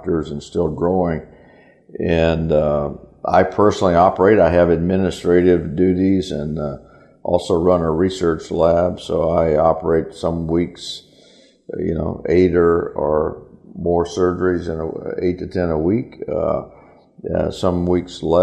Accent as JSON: {"language": "English", "town": "Natchitoches", "region": "Louisiana", "country": "United States", "tie": "born or raised there", "also_born_or_lived": "Alexandria, Louisiana / New Orleans, Louisiana", "moved": "as an adult", "lives_now": "Chicago, United States", "said": "I grew up in Natchitoches, born in Alexandria, however, but I overcame that and progressed to Natchitoches"}